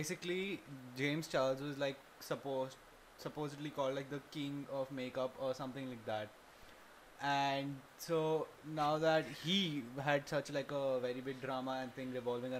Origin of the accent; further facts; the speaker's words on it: India; I am an Indian